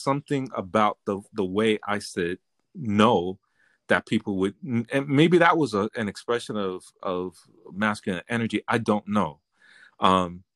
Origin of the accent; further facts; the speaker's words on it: New York City, New York, United States; I grew up in the hood. I grew up in the South Bronx